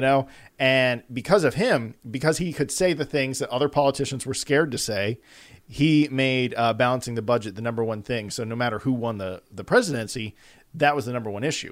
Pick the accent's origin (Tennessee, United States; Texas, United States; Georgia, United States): Georgia, United States; Atlanta; we're from Atlanta